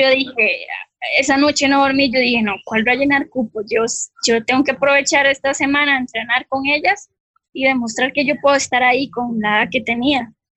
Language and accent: Spanish; Costa Rica; moved away as an adult; also born or lived in Colombia / France; en Costa Rica aquí